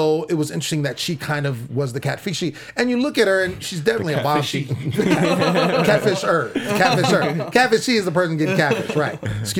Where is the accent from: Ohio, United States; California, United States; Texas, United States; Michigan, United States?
California, United States; Sacramento; now in Los Angeles, United States; I'm from SAC. I'm a Kings fan